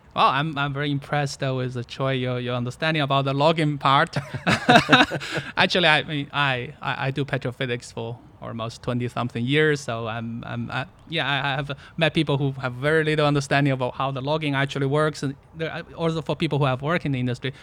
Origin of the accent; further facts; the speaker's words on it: China; moved away; I was born in China, uh, actually born where there was a very big natural gas field